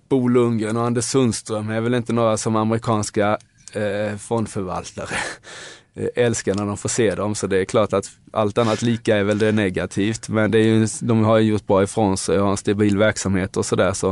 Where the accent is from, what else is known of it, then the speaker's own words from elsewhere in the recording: Nybro, Kalmar County, Sweden; now in Stockholm, Sweden; och jag är ett exempel, jag kom från Nybro till Stockholm.